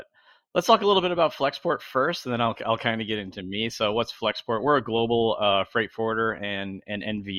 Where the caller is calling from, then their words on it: Long Beach, California, United States; I'm joining you from Long Beach, California. So I actually live within sight of the ports.